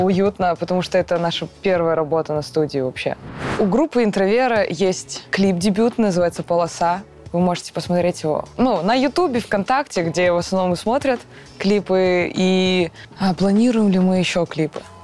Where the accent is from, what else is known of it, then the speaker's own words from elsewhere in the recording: Karaganda, Karaganda Region, Kazakhstan; я из Казахстана, город Караганда